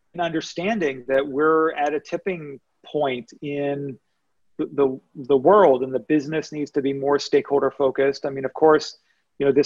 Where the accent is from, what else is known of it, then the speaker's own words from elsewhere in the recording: Pittsburgh, Pennsylvania, United States; I grew up in Pittsburgh